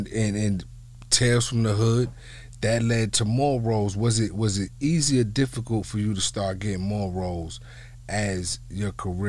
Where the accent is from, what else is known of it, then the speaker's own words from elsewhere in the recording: East Coast, United States; now in Los Angeles, United States; I'm from the East Coast